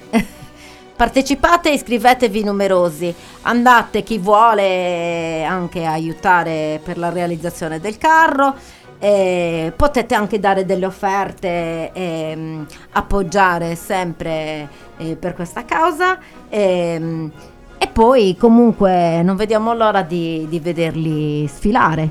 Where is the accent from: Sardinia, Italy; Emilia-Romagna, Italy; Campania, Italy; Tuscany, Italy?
Sardinia, Italy; Arbus; io sono molto affezionata al mio paese